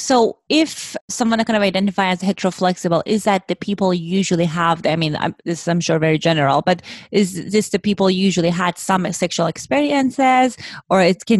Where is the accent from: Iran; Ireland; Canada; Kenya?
Iran; moved away; I grew up in Iran, in Middle East.